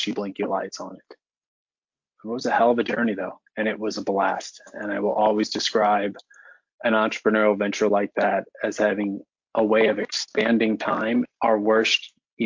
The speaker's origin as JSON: {"language": "English", "town": "Florissant", "region": "Missouri", "country": "United States", "tie": "born or raised there", "said": "My wife and I are both from North County. I grew up in the Florissant area"}